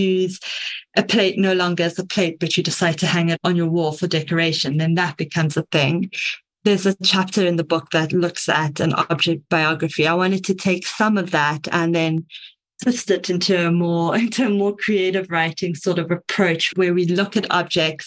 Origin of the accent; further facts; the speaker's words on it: Cape Town, Western Cape, South Africa; I am from Cape Town, South Africa